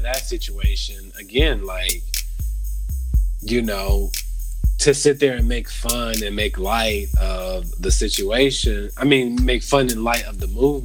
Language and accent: English; Las Vegas, Nevada, United States; my hometown, Vegas.